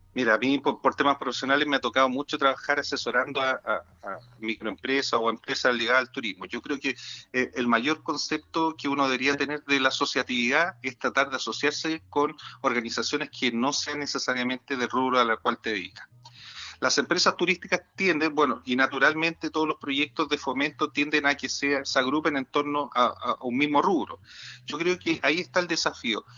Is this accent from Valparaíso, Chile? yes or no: no; La Serena, Coquimbo, Chile; Yo soy de La Serena, ¿cierto? Por lo tanto, conozco muy bien mi región, conozco muy bien mi ciudad